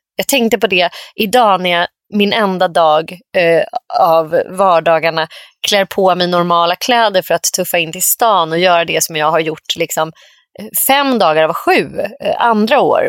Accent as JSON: {"language": "Swedish", "town": "Nacka", "region": "Stockholm County", "country": "Sweden", "tie": "born or raised there", "said": "jag växte upp i Orminge då som ju verkligen är en gammal så här, men sossekommun var ju Nacka då."}